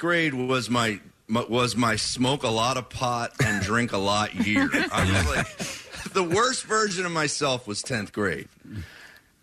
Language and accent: English; New Jersey, United States; I'm from South Jersey